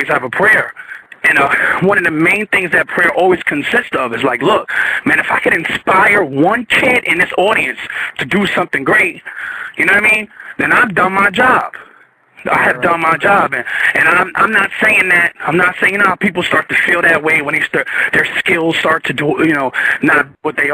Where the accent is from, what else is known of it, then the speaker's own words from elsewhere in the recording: New Jersey, United States; moved away; I'm from Jersey.